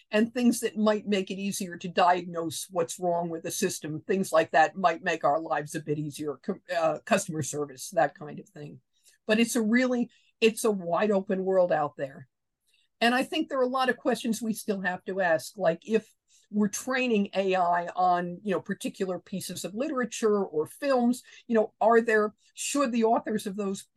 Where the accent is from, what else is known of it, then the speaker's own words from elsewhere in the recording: New York City, New York, United States; also born or lived in Long Island, New York; As a kid, I grew up in Queens in one of the outer boroughs